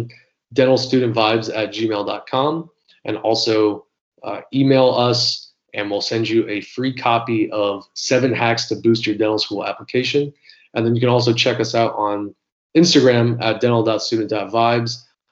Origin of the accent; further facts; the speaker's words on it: Florida, United States; I'm from Florida